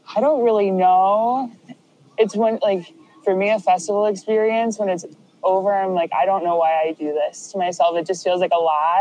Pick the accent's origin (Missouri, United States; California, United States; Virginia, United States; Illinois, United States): Illinois, United States; Chicago; I am from Chicago, Illinois